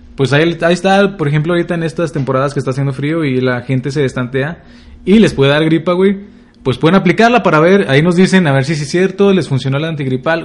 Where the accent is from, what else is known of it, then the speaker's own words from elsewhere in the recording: Durango, Mexico; moved away; Fui a mi tierra natal, Durango